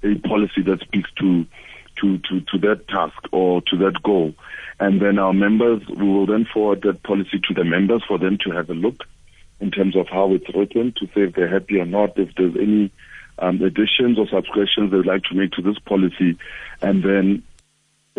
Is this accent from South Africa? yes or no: yes; South Africa; we as South African men